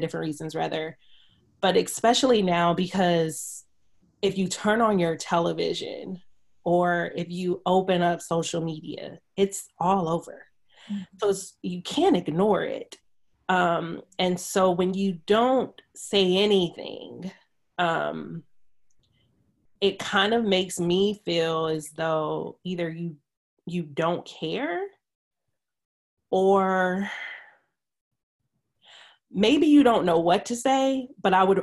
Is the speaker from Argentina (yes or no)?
no; Stone Mountain, Georgia, United States; moved away as an adult; now in California, United States; I grew up in Atlanta. So race is big in Georgia. You know, I grew up in Stone Mountain